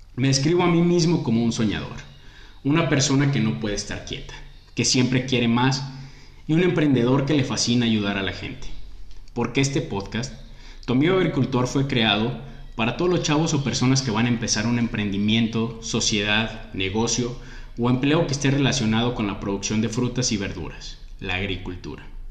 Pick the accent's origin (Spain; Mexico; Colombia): Mexico; Soy mexicano